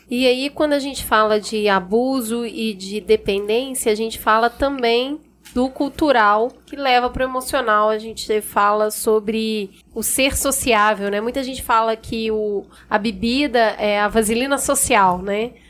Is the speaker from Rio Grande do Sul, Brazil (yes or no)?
no; Minas Gerais, Brazil; Eu sou mineira.